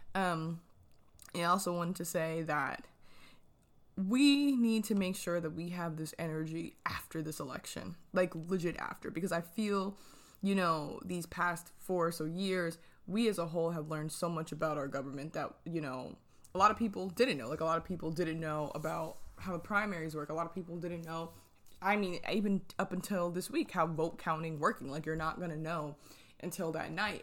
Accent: New Jersey, United States; moved away; I am originally from New Jersey

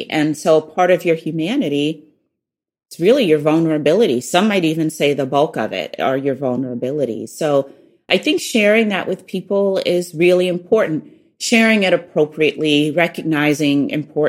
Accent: the South, United States; accent: Southern; moved away as an adult; being poor and from the South and lacking what people would call social capital, I felt really vulnerable. My Southern accent made me really vulnerable

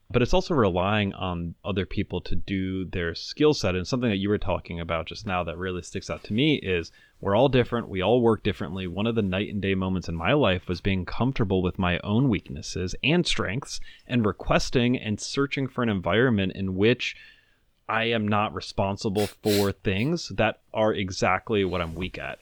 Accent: Venezuela; now in United States; I grew up in Venezuela.

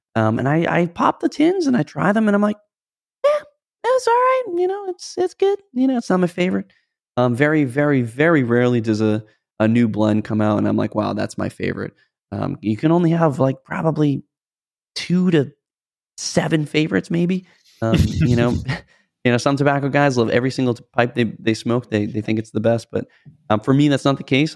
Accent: United States; we're both American dudes and we grew up celebrating Christmas

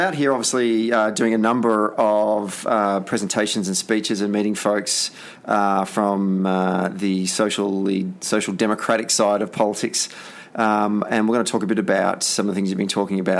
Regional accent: Victoria, Australia; moved away; in downtown Melbourne, back in my home state

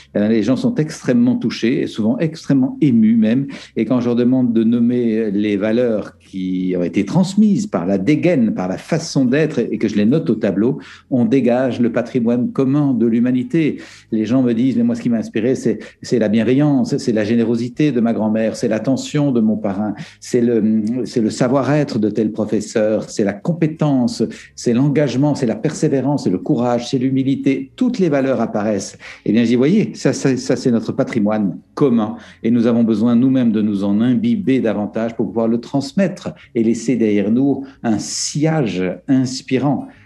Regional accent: Belgium; En Belgique, euh, où je suis belge

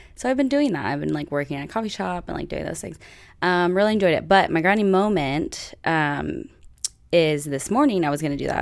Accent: United States; I'm American

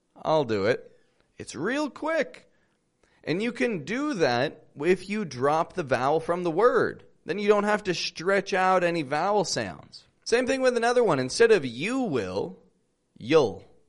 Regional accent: Toronto, Ontario, Canada; now in Mexico; I'm from Toronto, Canada. I live in Mexico

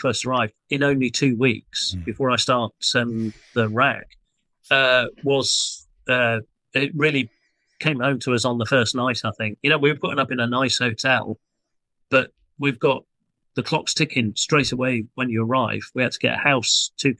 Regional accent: United Kingdom; us as British people

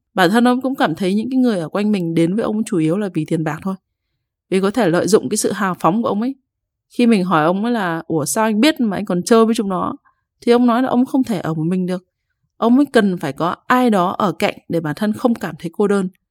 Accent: Hai Phong, Vietnam; now in Hanoi, Vietnam; Hồi nhỏ thì ông ở Bắc Ninh còn mình thì ở Hải Phòng

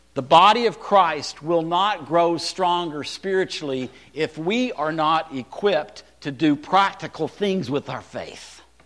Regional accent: Texas, United States; also born or lived in California; I lived in Texas. I was born in California

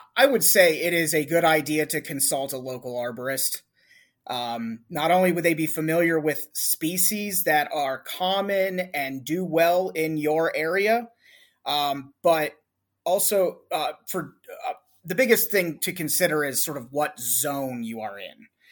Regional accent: Cleveland, Ohio, United States; I'm from the Northeast Ohio, Cleveland area

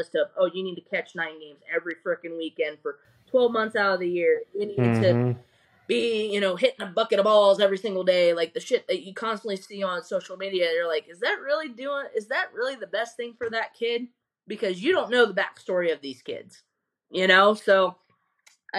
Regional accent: Ohio, United States; now in Tampa, United States; I'm from Ohio

